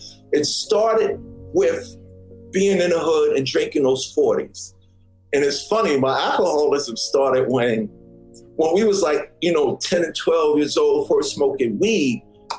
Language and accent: English; Queens, New York, United States; me growing up in Hollis, Queens, I went to Catholic school my whole life.